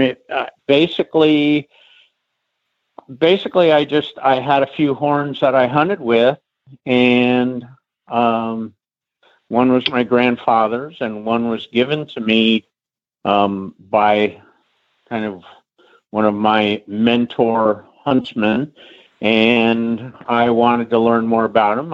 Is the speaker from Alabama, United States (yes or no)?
no; Middleburg, Virginia, United States; I grew up in Middleburg.